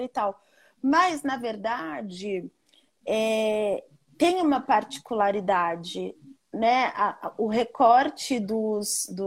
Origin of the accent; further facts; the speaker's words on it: Rio de Janeiro, Brazil; now in New York, United States; eu saí do Rio de Janeiro, onde eu me sentia um corpo estranho, e fui para um lugar em que eu olhei para o lado e falei: Nossa, aqui dá para eu ser eu.